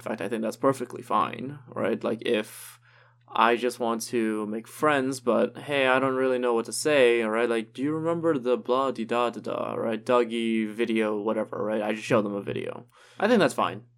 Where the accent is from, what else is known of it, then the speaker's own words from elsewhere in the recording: Trinidad & Tobago; moved away as an adult; now in Toronto, Canada; me growing up in Trinidad